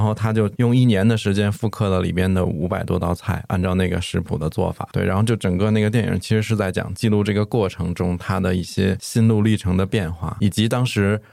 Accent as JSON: {"language": "Chinese", "region": "Beijing", "country": "China", "tie": "born or raised there", "moved": "as an adult", "lives_now": "Chengdu, China", "said": "我是出生和那个长大是在北京，然后后来读大学之后就在成都。我现在基本上已经这两个城市在我的那个岁数里占一半儿一半儿了"}